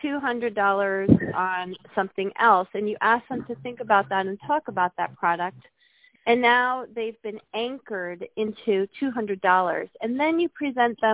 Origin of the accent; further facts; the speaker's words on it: United States; we as American people